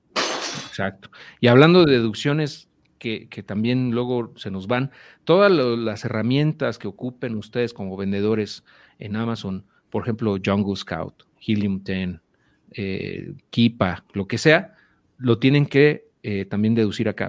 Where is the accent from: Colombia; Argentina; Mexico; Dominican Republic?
Mexico; nosotros viviendo en México, como ciudadanos mexicanos que vendemos en Estados Unidos